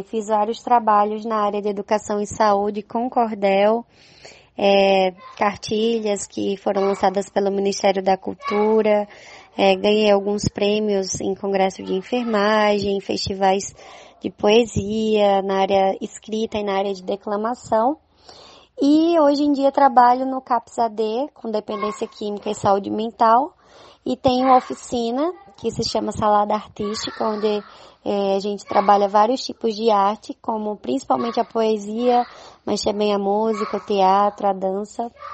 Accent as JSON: {"language": "Portuguese", "town": "Campina Grande", "region": "Paraíba", "country": "Brazil", "accent": "Northeastern (nordestino)", "said": "quanto ao meu sotaque, que ele é bem característico, né, aqui do Nordeste"}